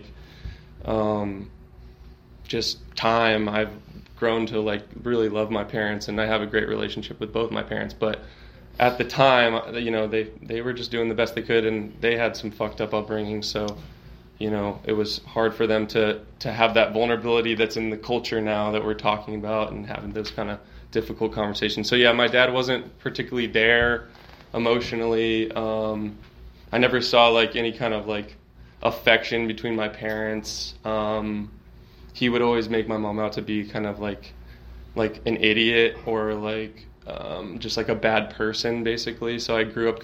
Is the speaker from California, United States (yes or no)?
no; Austin, Texas, United States; I grew up here in Austin